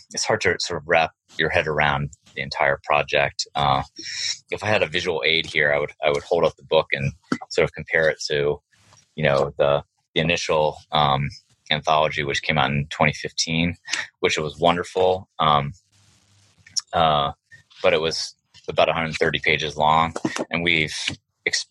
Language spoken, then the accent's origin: English; Maryland, United States; also born or lived in Virginia; now in Northern Virginia, United States; even though I live in Virginia, I called it the Maryland Literary Review because I grew up in Maryland